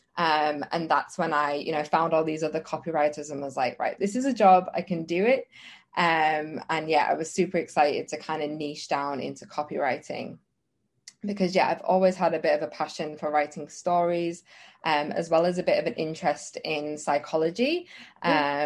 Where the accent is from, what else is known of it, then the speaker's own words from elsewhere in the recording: England, United Kingdom; moved away as an adult; now in Australia; I'm from England